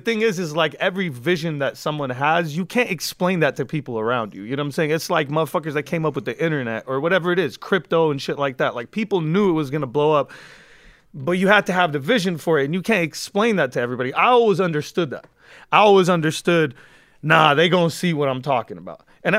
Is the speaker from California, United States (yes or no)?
yes; California, United States; Like, I'm from the Valley, but, like, nobody was able to use that against me because I was in Compton, in South Central, in Inglewood